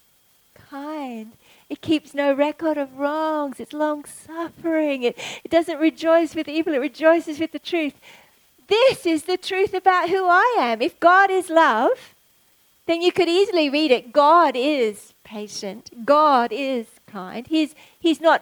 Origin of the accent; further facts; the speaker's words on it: Australia; as an Aussie